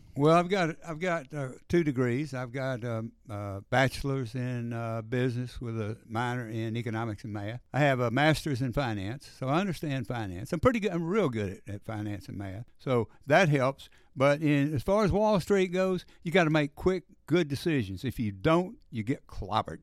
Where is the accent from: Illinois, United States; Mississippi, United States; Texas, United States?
Mississippi, United States; Oxford; moved away as an adult; also born or lived in New York City; now in Hernando, United States; I grew up in Oxford